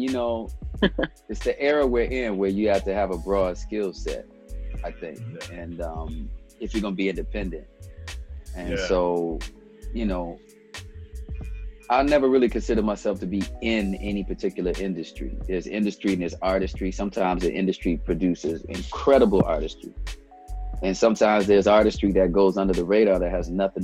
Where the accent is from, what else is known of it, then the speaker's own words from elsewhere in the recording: Reston, Virginia, United States; moved away; also born or lived in Ethiopia / Detroit; raised in Reston, Virginia